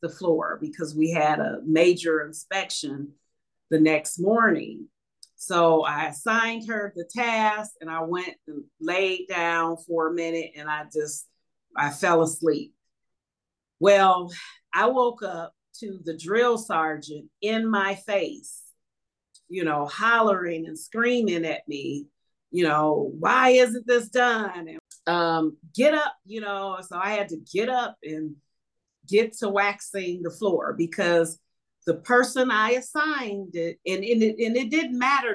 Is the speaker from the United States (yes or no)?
yes; Detroit, Michigan, United States; growing up in Northwest Detroit, I remember it being a clean community